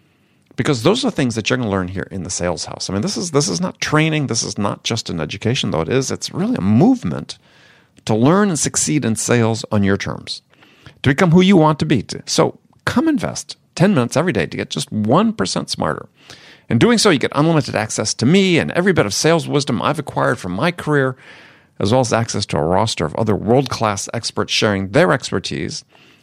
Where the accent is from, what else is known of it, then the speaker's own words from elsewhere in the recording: California, United States; And I'm from California.